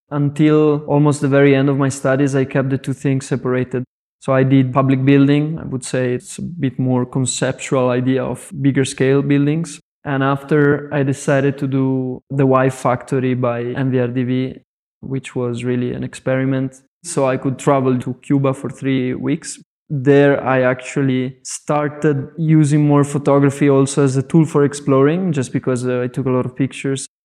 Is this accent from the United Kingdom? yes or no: no; Italy; now in Rotterdam, Netherlands; My studio is based in Rotterdam, indeed. Well, I'm from Italy and uh, I'm like slowly expanding towards the whole Europe.